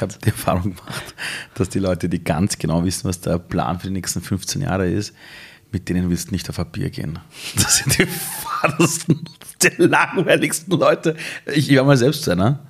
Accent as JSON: {"language": "German", "country": "Iran", "second_language": "German", "moved": "yes", "lives_now": "Austria", "said": "ich bin Ausländer, ich bin Perser, ich komme aus dem Iran"}